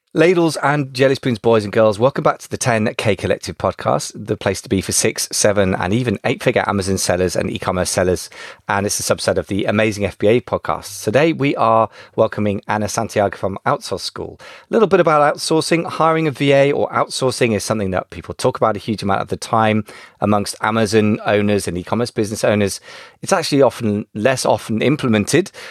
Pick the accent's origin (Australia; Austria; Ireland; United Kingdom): United Kingdom; first language English; as a Brit